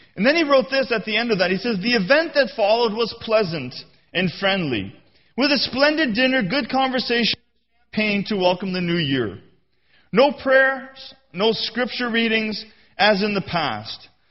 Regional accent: Canada; I'm a Canadian.

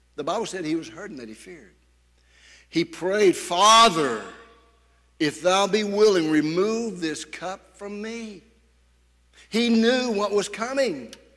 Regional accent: United States; as an American

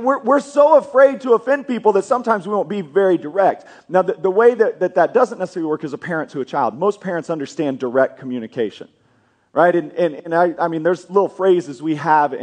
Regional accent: Kansas, United States; moved away as an adult; now in Oklahoma, United States; I grew up in Kansas

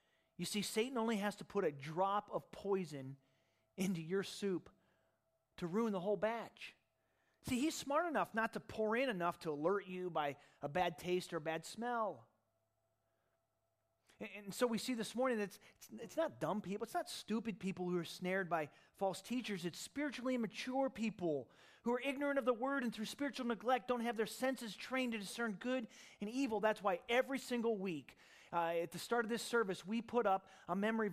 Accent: Michigan, United States; also born or lived in Ohio; after I moved from Ohio at the apple tree, my high school years were spent in Michigan

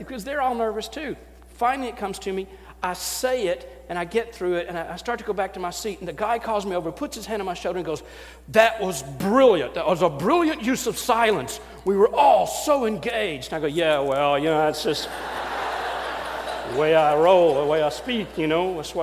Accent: Knoxville, Tennessee, United States; accent: Southern; I'm a pastor from Knoxville, Tennessee.

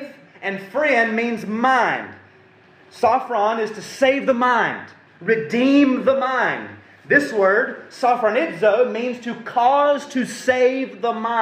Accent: United States; we're so American

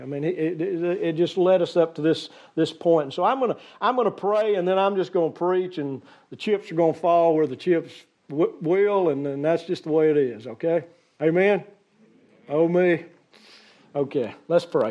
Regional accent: United States; As an American society

